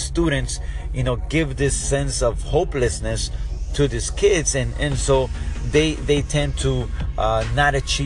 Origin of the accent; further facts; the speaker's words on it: South Florida, United States; we're from South Florida